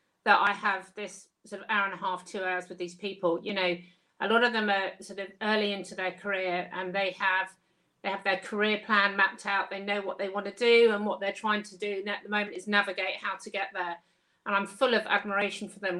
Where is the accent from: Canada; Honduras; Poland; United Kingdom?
United Kingdom; Kent, South East England; moved away as an adult; also born or lived in St Helens, Lancashire; I was from Kent and I was up in Lancashire